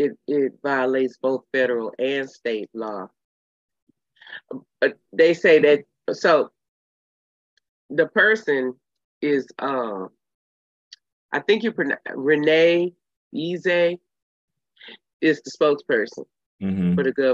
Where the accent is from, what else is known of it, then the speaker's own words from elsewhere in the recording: Texas, United States; I'm from Texas.